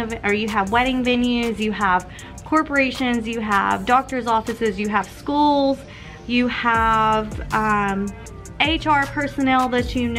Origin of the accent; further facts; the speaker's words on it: Tennessee, United States; I'm from Tennessee